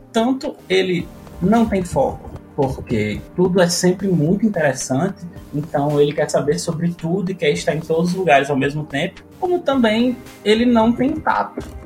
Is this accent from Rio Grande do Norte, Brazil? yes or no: yes; Natal, Rio Grande do Norte, Brazil; now in Brasília, Brazil